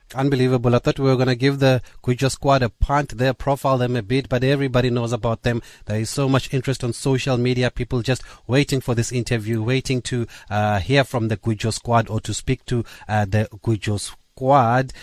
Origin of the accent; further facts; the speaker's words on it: Eastern Cape, South Africa; I'm from the Eastern Cape, obviously